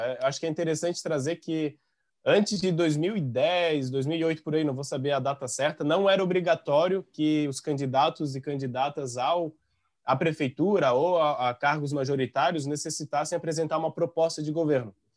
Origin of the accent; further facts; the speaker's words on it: São João Batista, Santa Catarina, Brazil; now in Florianópolis, Brazil; Eu não sou natural de Florianópolis, eu sou natural de São João Batista